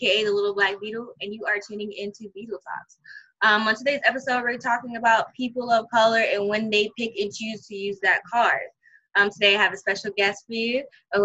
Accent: New York City, New York, United States; I'm cut from Brooklyn

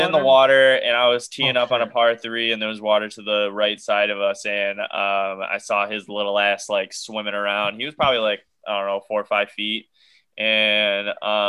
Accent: Detroit, Michigan, United States; I'm from Detroit.

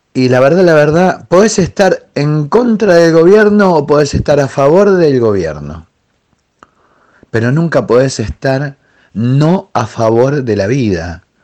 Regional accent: Argentina; soy argentino

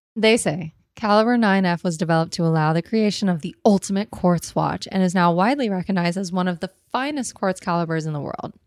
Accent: United States; as Americans

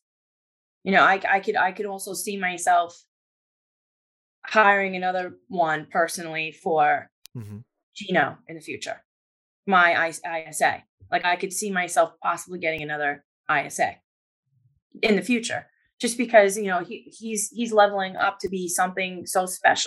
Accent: New York, United States; I'm a New Yorker

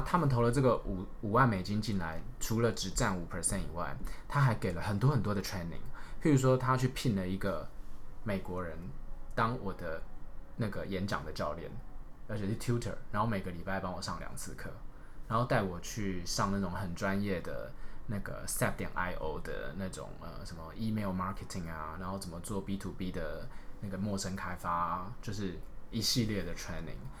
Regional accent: Taiwan; 我们台湾人比较害羞

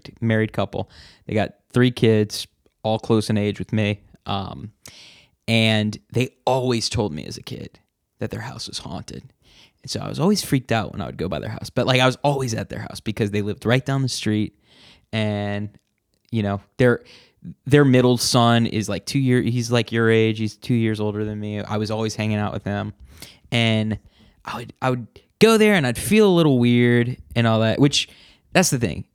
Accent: New Orleans, Louisiana, United States; Growing up in New Orleans all my life

